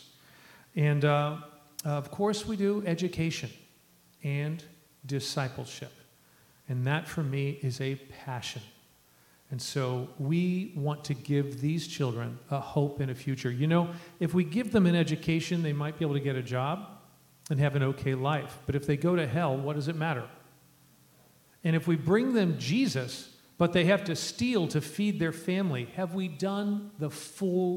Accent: Ohio, United States; moved away as an adult; now in Lima, Peru; growing up in Ohio

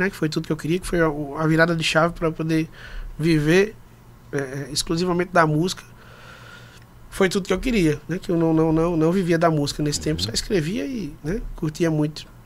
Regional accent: Recife, Pernambuco, Brazil; Eu sou de Recife, sou natural de Recife. É, é, é com muito orgulho, Recife me abraça demais, moro lá hoje.

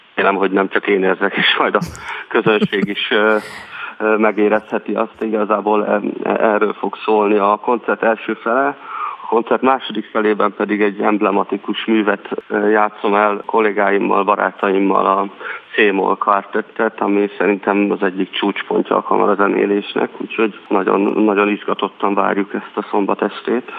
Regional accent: Salgótarján, Nógrád, Hungary; Mi együtt nőttünk fel

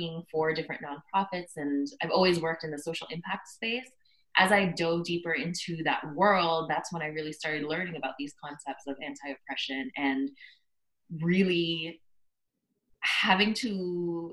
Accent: Scarborough and Markham, Greater Toronto Area, Ontario, Canada; also born or lived in Philippines; I was born in the Philippines and stayed there up until I was 4 years old and moved to Canada, to Scarborough and then Markham, and then now in Toronto, so always around the GTA.

